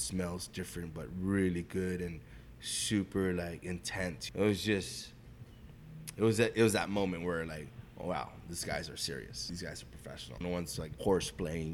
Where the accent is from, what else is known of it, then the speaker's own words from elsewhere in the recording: Guam; moved away as an adult; now in San Francisco, United States; my partner and I were born and raised in Guam.